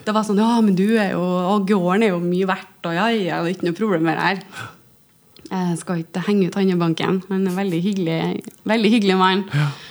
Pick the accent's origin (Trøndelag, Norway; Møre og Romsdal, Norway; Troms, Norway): Trøndelag, Norway; Stjørdal; moved away; jeg pleier å si at jeg er fra Stjørdal, for der er jeg oppvokst